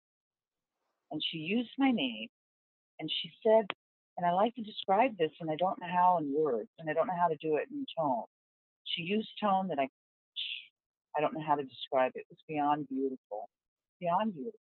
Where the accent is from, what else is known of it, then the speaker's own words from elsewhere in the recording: Southwest, United States; moved away; I'm from the Southwest originally, from the desert.